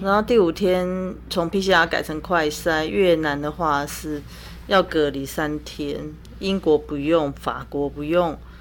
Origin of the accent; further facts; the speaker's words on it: Taiwan; 我是从台湾来的